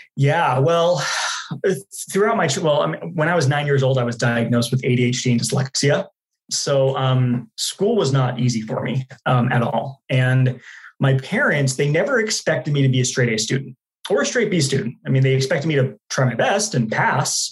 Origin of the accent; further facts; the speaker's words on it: Dallas, Texas, United States; moved away as an adult; also born or lived in Utah; now in Phoenix, United States; I was born in Utah, uh, lived there till I was nine years old, then moved to Dallas, Texas